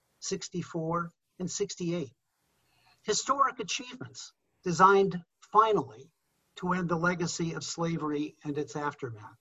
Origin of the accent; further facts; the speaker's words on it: United States; we as American Christians